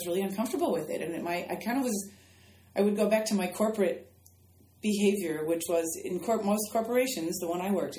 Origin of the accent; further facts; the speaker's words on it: Midwest, United States; And I think growing up in the Midwest and in my family, I grew up in kind of a stoic environment too, just that personality type.